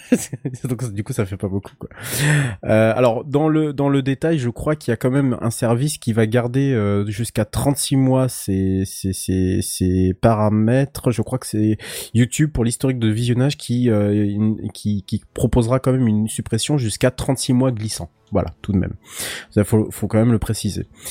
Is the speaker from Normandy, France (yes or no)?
no; Brittany, France; en tant que Breton